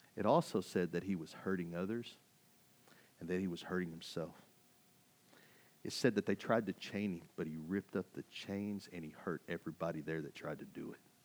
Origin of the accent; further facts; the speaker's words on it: Kaufman, Texas, United States; moved away as an adult; I came from Kauffman, Texas, in Podunville, U S A. I graduated with seventy-five people